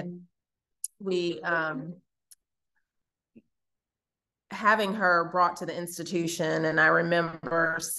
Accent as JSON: {"language": "English", "region": "New York", "country": "United States", "tie": "born or raised there", "said": "I was raised in New York"}